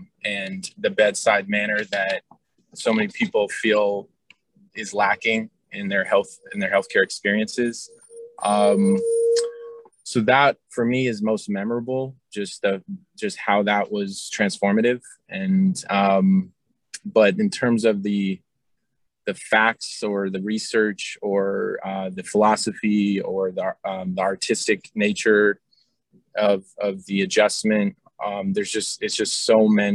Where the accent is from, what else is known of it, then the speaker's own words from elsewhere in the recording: Bay Area, California, United States; I grew up in the Bay Area.